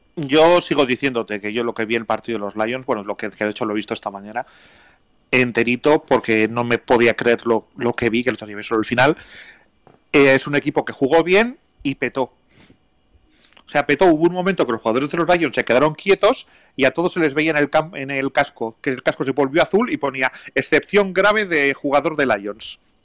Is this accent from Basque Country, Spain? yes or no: yes; Basque Country, Spain; soy vasco